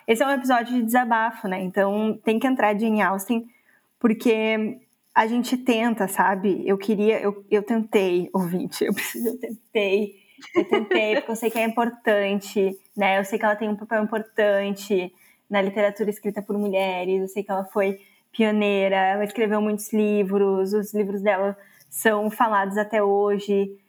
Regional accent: Brazil; eu sou brasileira

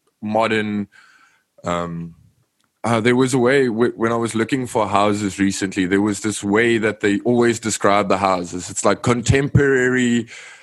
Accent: Cape Town, Western Cape, South Africa; first language Afrikaans; English is a second language; I've been born and raised here

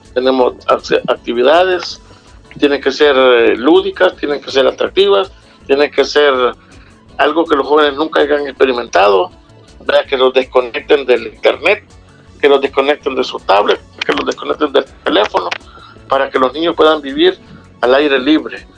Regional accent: El Salvador; aquí en El Salvador

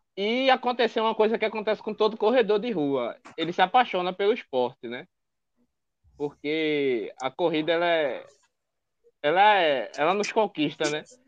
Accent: Recife, Pernambuco, Brazil; accent: nordestino; tenho 25 anos, sou de Recife

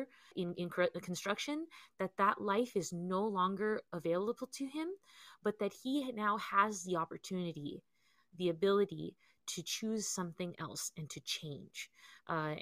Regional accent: Southern California, United States; growing up in California, in Southern California especially

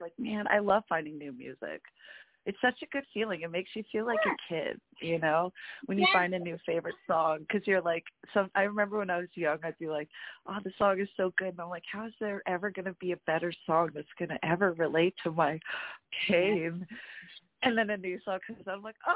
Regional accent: Alberta, Canada; I'm from Alberta

